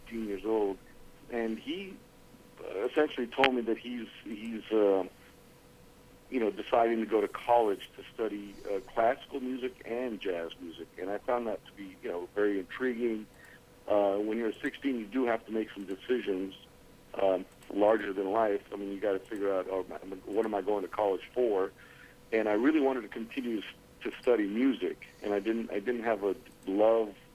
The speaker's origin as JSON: {"language": "English", "town": "Los Angeles", "region": "California", "country": "United States", "tie": "born or raised there", "also_born_or_lived": "Karachi, Pakistan", "accent": "all-American", "lives_now": "New York City, United States", "said": "I grew up in Los Angeles, California."}